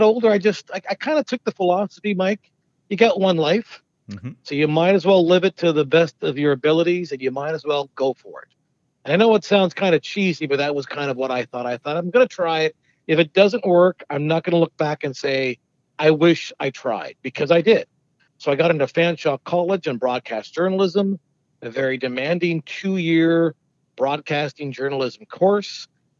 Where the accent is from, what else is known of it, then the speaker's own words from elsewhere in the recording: London, United Kingdom; I was born in London, grew up in London.